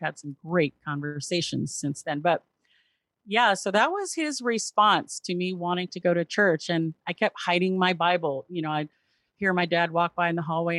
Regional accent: Southern California, United States; also born or lived in Memphis, Tennessee; now in Seattle, United States; raised in Southern California

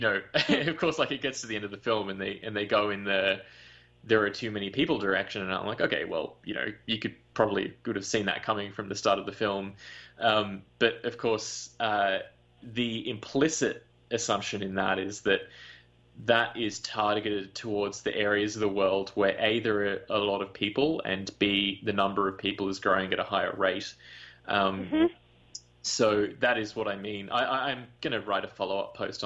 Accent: Australia; my background is I'm Indian, so my parents grew up in India. I grew up in Australia

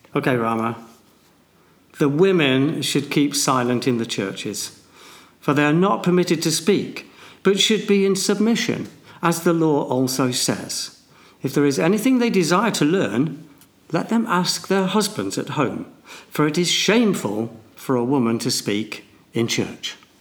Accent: Manchester, North West England, United Kingdom; I'm a bloke from Manchester

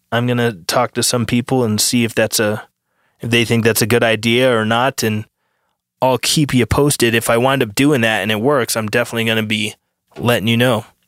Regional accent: United States; as an American citizen

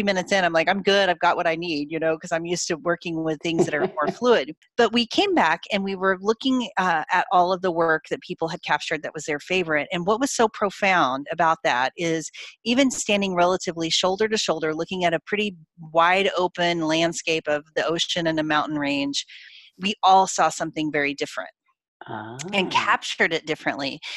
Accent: Oklahoma, United States; I grew up in Oklahoma in the middle of the United States

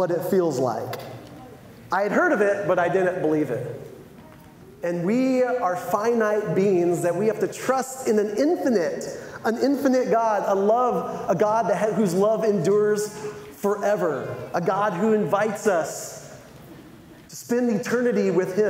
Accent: San Diego, California, United States; moved away as an adult; also born or lived in Los Angeles; now in Michigan, United States; I grew up in San Diego

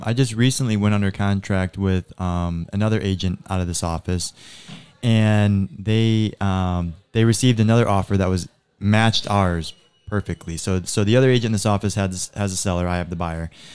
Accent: Naples, Florida, United States; I grew up here in Naples

